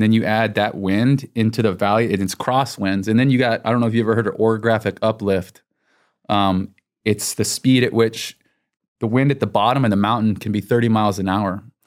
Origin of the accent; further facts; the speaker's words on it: Texas, United States; I'm from Texas